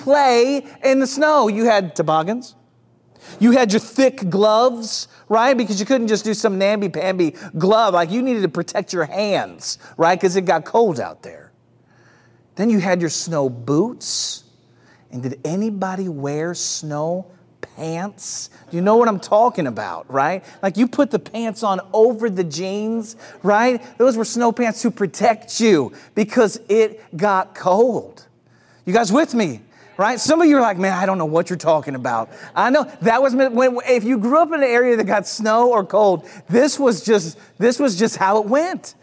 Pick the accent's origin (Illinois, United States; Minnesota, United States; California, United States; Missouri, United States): Missouri, United States; St. Louis; moved away; Growing up in the Midwest